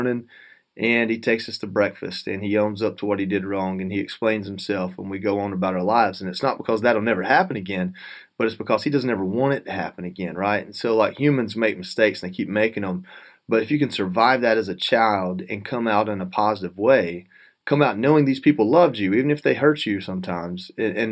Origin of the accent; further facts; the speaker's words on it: North Georgia, United States; growing up in North Georgia with not a lot of money